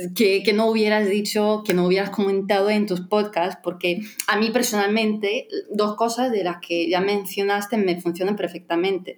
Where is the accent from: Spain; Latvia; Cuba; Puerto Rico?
Latvia; first language Russian; Spanish is a second language; soy de Letonia, y, pero mi ah, lengua materna es el ruso